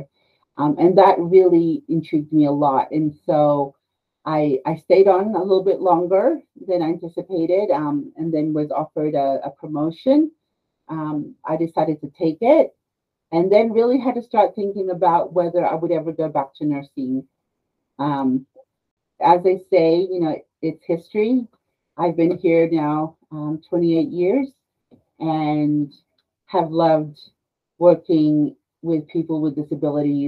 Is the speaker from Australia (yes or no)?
yes; Australia; moved away as an adult; also born or lived in Peru; now in United States; I'm actually a native of Peru, but I was raised in Australia, and I came to the States